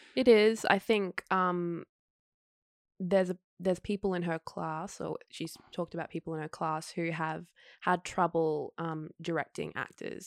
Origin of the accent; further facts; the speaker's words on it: Queensland, Australia; moved away as an adult; now in Sydney, Australia; I'm a Queenslander